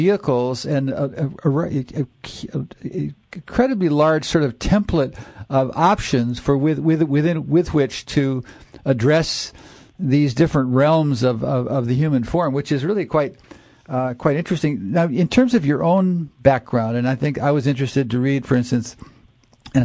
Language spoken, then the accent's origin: English; Minnesota, United States; moved away; also born or lived in New Haven; I grew up in Minnesota